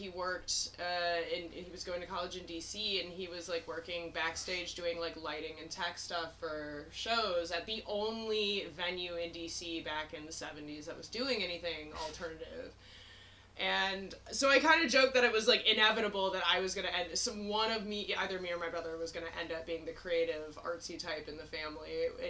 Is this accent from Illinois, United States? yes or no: yes; Chicago, Illinois, United States; also born or lived in Washington, D.C. / former Soviet Union / South America; I grew up as a diplomat brat, so while I'm nominally from Chicago, I was born in D.C. while my parents were stationed there, and then grew up all over the former Soviet Union, South America.